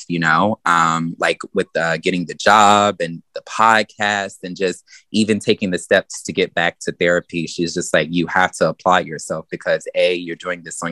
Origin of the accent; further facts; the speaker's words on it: the South, United States; growing up in the South